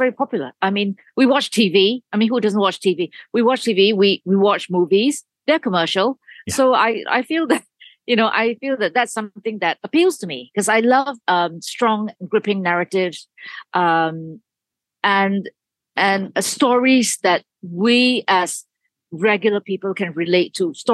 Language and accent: English; Malaysia; moved away; I grew up in Malaysia